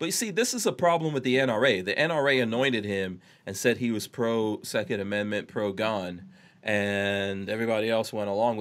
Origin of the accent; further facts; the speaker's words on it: New York, United States; I'm a New Yorker. I grew up in New York